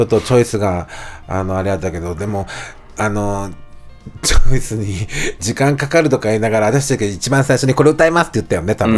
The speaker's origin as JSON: {"language": "Japanese", "area": "Higashisonogi District", "region": "Nagasaki", "country": "Japan", "tie": "born or raised there", "said": "僕は、あの、長崎、あの、その、ね、あの、川田な、まあ、あの、東園木郡って言うんやけど"}